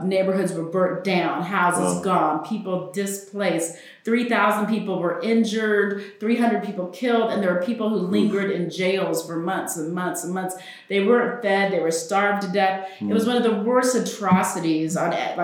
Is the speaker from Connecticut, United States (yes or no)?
no; Oklahoma, United States; also born or lived in New York; I grew up in Oklahoma. I took Oklahoma history